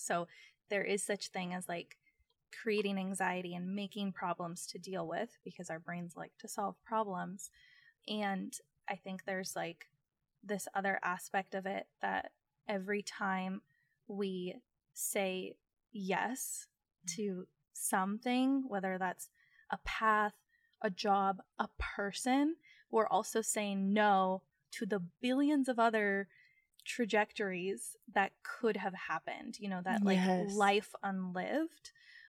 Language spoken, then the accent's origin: English; Phoenix, Arizona, United States; growing up in North Phoenix in a way, which is also like a very privileged place in certain pockets, you know, the Scottsdale, Arizona that so many people think of was also a part of my reality.